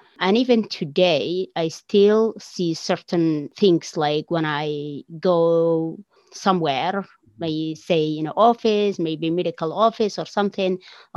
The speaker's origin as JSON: {"language": "English", "region": "Somaliland", "country": "Somalia", "tie": "born or raised there", "moved": "as an adult", "lives_now": "Canada", "said": "I will definitely say I'm from Somaliland. So, you know, that's where I am from. Somalia, what used to be Somalia, where I grow up"}